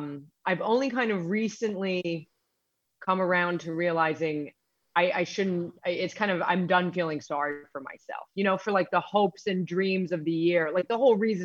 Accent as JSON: {"language": "English", "region": "New York", "country": "United States", "said": "I'm from New York. It's a weird place."}